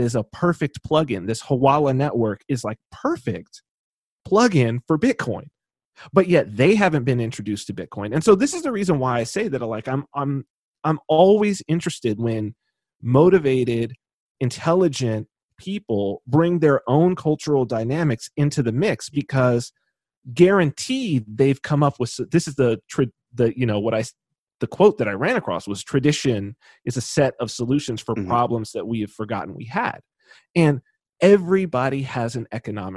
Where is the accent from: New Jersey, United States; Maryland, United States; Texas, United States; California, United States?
California, United States; Southern; I'm from Southern California